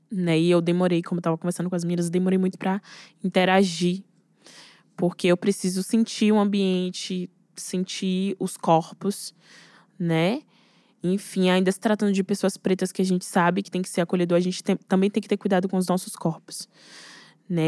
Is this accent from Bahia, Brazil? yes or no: yes; Salvador, Bahia, Brazil; Eu venho da Bahia, eu venho de Salvador, eu venho de Cajazeiras